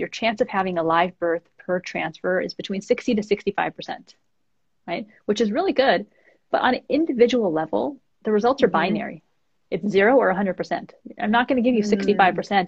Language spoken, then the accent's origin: English; East Coast, United States; moved away as an adult; now in California, United States; I'm from the East Coast